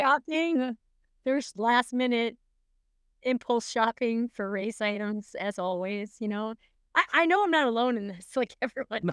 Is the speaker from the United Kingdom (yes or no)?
no; Canada; moved away as an adult; now in Minnesota, United States; officially I'm from Canada